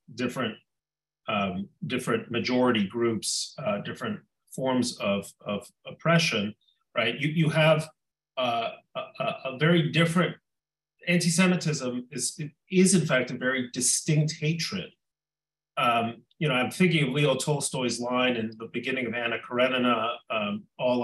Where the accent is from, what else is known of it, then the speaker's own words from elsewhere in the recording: Mexico; moved away; When I was a child growing up in Mexico